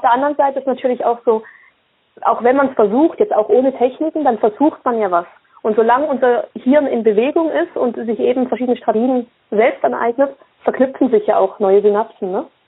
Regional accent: Basel, Basel-Stadt, Switzerland; Ich bin in der Schweiz geboren, in Basel

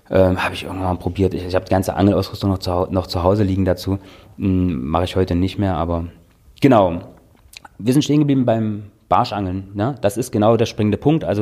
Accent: Dessau, Saxony-Anhalt, Germany; also born or lived in Austria / Berlin; Ja, ich komme aus Dessau, genau. Ich bin dort aufgewachsen, meine äh, Eltern wohnen dort und Garten und was weiß ich, ne, so.

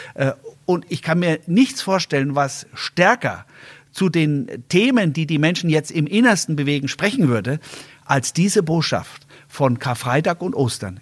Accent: Germany; als Land, als, äh, als Deutsche

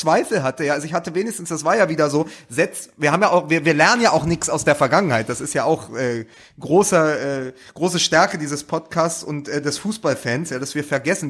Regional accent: Berlin, Germany; ich auch als Berliner

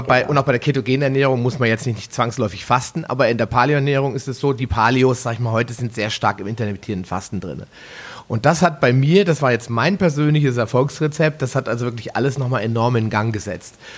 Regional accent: Northern Germany, Germany; wie man bei uns in Norddeutschland so sagt

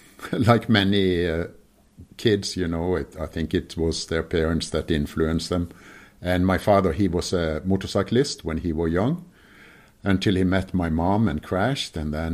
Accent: Kristiansand, Agder, Norway; moved away; at the very bottom of Norway is Kristiansand, and that's my hometown. And I still have my sister and brother living there, and yeah, that's my home.

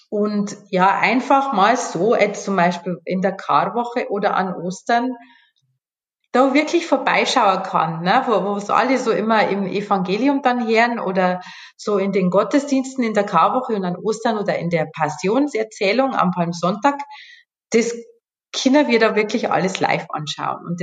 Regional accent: Bavaria, Germany; Also ich komme ja aus Bayern.

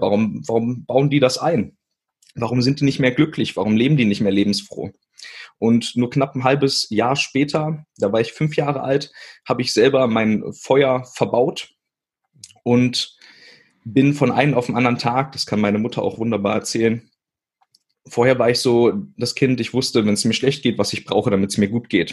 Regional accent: Witzenhausen, Hesse, Germany; Also ich bin in Witzenhausen geboren. Das ist äh, zwischen Kassel und Göttingen und ähm, ganz kleine Stadt.

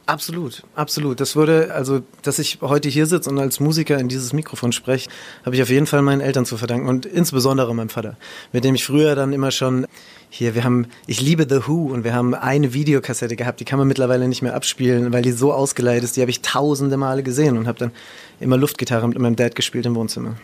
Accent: Ludwigshafen, Rhineland-Palatinate, Germany; weil Heidelberg ist ja jetzt auch nicht so weit entfernt von Ludwigshafen, wo ich aufgewachsen bin

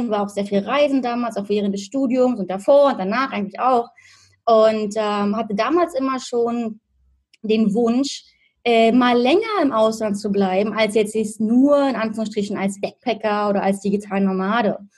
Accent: Berlin, Germany; moved away as an adult; now in Australia; ich bin ursprünglich aus Berlin und lebe aktuell seit sechs Jahren in Australien

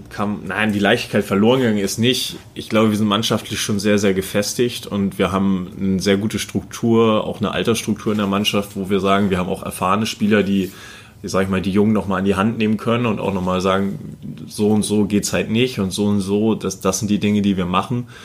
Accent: Kiel, Schleswig-Holstein, Germany; dieses als Kieler, das, äh, da denkt man gar nicht dran, okay.

